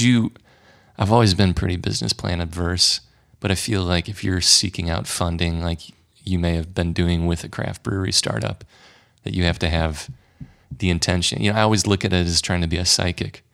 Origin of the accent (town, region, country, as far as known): St. Louis, Missouri, United States; born or raised there